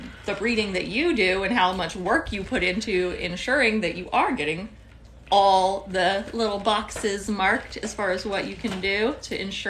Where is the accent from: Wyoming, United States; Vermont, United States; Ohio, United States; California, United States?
Wyoming, United States; now in Florida, United States; I'm from Wyoming, and Wyoming doesn't have a basketball team